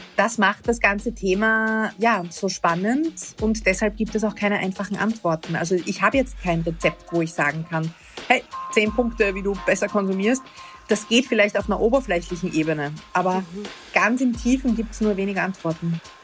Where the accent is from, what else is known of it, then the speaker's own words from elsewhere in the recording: Vienna, Austria; Ich bin aus Wien, aus Österreich